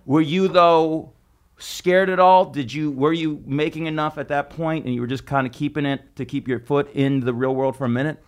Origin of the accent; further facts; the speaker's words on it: Las Vegas, Nevada, United States; now in New York, United States; I'm from Vegas, and I grew up hating it.